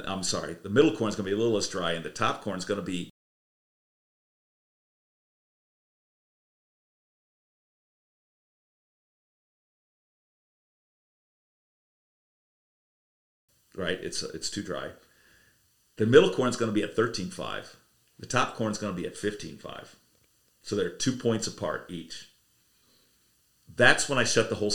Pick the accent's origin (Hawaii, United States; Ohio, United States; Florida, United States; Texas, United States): Ohio, United States; now in South Royalton, Vermont, United States; I grew up out in Ohio